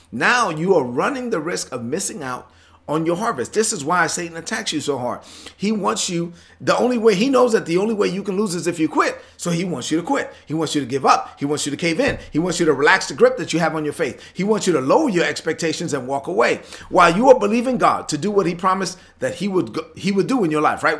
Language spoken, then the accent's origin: English; Brooklyn, New York, United States; I'm from Brooklyn